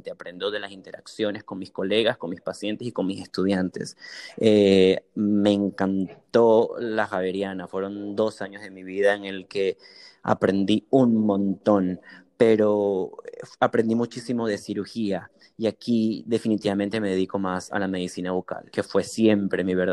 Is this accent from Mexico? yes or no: no; Caracas, Capital District, Venezuela; now in San Antonio, United States; Leones del Caracas porque soy de Caracas.